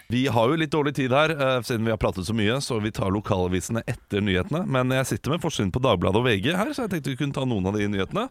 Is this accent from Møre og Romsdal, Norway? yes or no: yes; Ålesund, Møre og Romsdal, Norway; Jeg kommer fra Ålesund. Ålesund. Midt i byen